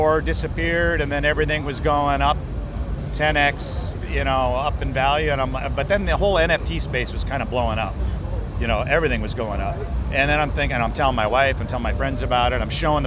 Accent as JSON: {"language": "English", "town": "Minneapolis", "region": "Minnesota", "country": "United States", "tie": "born or raised there", "said": "here in the hometown, in my hometown"}